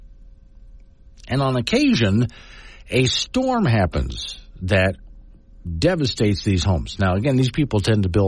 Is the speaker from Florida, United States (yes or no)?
yes; Sanibel, Florida, United States; my hometown of Sanibel Island, Florida